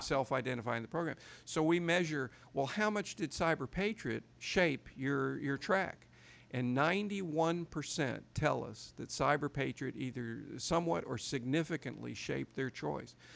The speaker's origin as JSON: {"language": "English", "region": "Arkansas", "country": "United States", "tie": "born or raised there", "said": "my home state of Arkansas"}